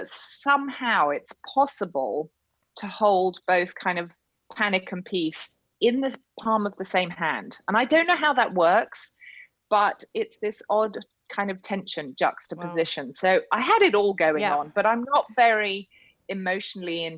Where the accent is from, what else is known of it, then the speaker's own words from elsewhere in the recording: United Kingdom; I'm a Brit.